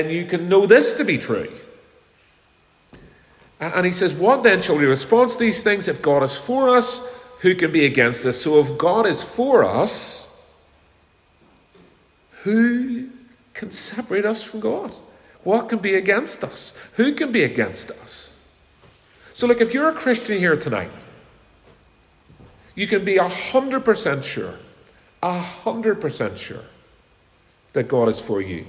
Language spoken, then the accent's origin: English; Belfast, Northern Ireland, United Kingdom; when I was a little boy, many years ago now, 49 years ago, when I was growing up in Belfast